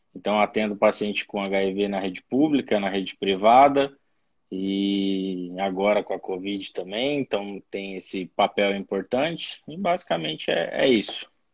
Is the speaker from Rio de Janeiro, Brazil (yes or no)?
no; São Paulo, Brazil; now in Brasília, Brazil; Eu sou de São Paulo, mas moro em Brasília